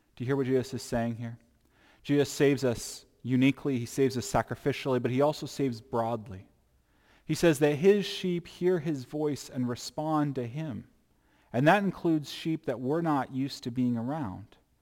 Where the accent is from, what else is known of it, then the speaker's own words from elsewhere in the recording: United States; I'm still an American once I become a Christian